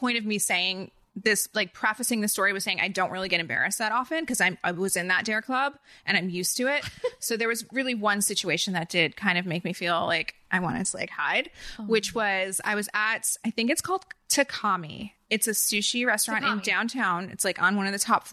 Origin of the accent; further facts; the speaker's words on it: New Jersey, United States; accent: Jersey; now in Los Angeles, United States; I didn't think I had a strong Jersey accent